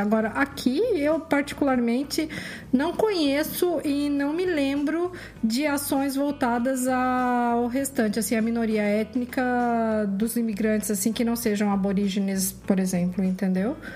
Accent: Brazil; moved away as an adult; now in Canada; Eu sou brasileira, mas é minha meus avós do lado da mãe eram italianos, do outro lado eram portugueses

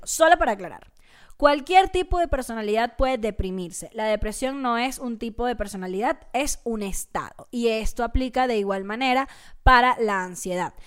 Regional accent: Venezuela; sigo siendo, sigo siendo venezolana

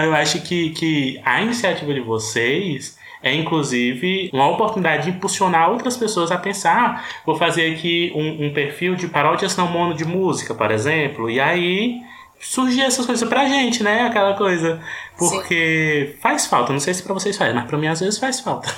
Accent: Ceará, Brazil; eu sou cearense, mas nordestino

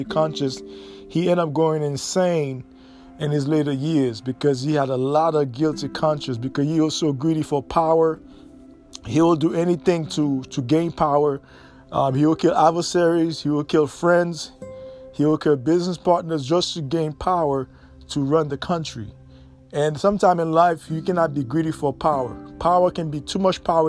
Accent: United States

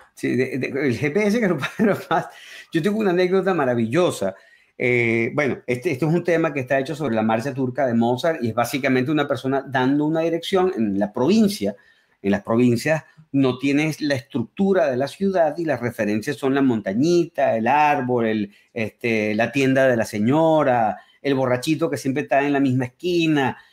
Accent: Caracas, Capital District, Venezuela; first language Spanish; also born or lived in Berkeley, United States; now in United States; soy de Caracas, entonces soy un caraqueño

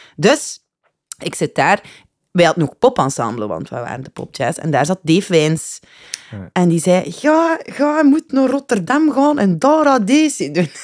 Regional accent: Ghent, Flanders, Belgium; Ik ben geboren, gelijk ieder uh, Gentenaar, denk ik, in eh, de Bijloken

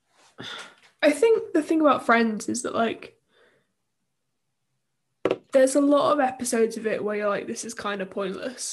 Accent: United Kingdom; That's part of being British

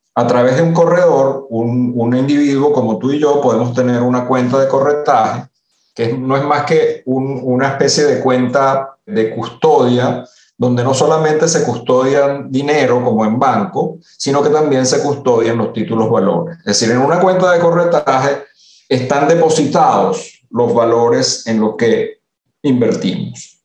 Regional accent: Venezuela; moved away as an adult; also born or lived in Italy; now in Panama; Yo efectivamente soy italiano de nacimiento, nací en Italia y llegué a Venezuela muy, muy, casi recién nacido. Y vi la mayor parte de mi vida en Venezuela.

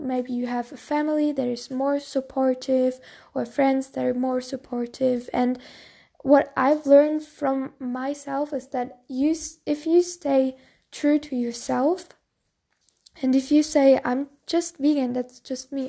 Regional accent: Bavaria, Germany; I'm from Bavaria, so I'm very traditional town

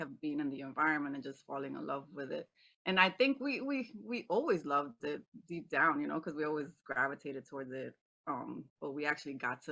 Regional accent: New York City, New York, United States; I'm Dominican. I was raised here in the Bronx, New York, the boogie down Bronx

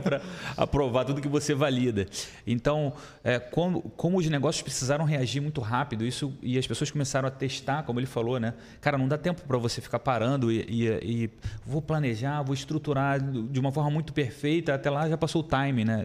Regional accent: Rio de Janeiro, Brazil; now in Blumenau, Brazil; eu sou do Rio de Janeiro

